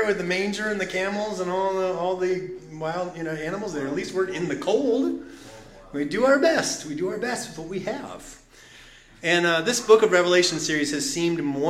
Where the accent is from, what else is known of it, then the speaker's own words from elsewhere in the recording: United States; I'm an American just like you